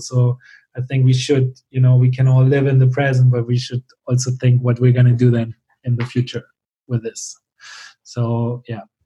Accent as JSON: {"language": "English", "country": "Germany", "tie": "born or raised there", "moved": "as an adult"}